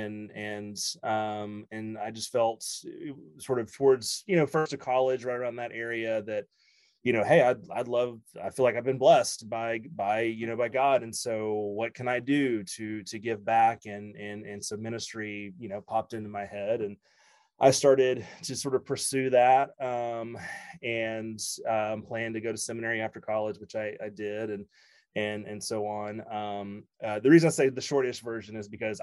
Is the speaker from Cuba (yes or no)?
no; West Monroe, Louisiana, United States; moved away as an adult; also born or lived in Shreveport, Louisiana / Atlanta, Georgia; now in Anchorage, United States; I grew up in West Monroe, Louisiana. Born and graduated high school